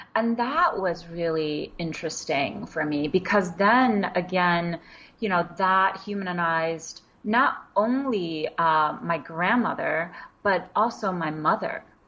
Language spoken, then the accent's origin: English; New York City, New York, United States; first language Wenzhounese; English is a second language; also born or lived in Wenzhou, China; I grew up in Queens in New York